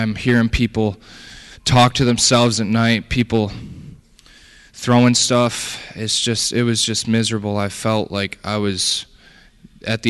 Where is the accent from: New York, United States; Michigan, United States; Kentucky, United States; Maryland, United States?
Michigan, United States; Detroit; I was born and raised in Detroit, Michigan.